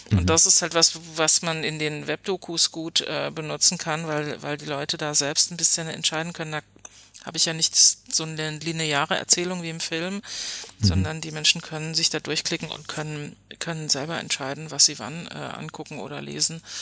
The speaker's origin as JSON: {"language": "German", "town": "Hoyerswerda", "region": "Saxony", "country": "Germany", "said": "wenn man gesagt hat, ich bin aus Hoyerswerda, alle kannten äh, diese Geschichte und man war ständig damit konfrontiert."}